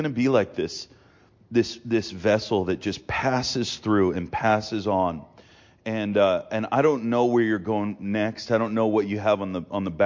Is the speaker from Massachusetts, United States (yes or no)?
yes; Massachusetts, United States; moved away; also born or lived in Pennsylvania; I'm from Massachusetts